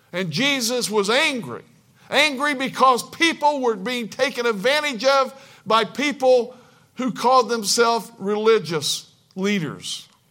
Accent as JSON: {"language": "English", "region": "Kentucky", "country": "United States", "tie": "born or raised there", "said": "I was born in Kentucky"}